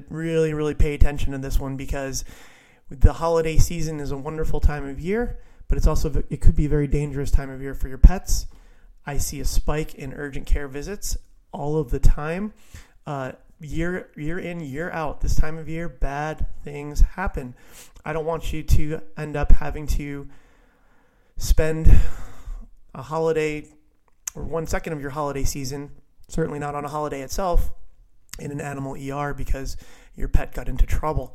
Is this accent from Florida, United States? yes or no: yes; Viera, Florida, United States; my hometown of Vieira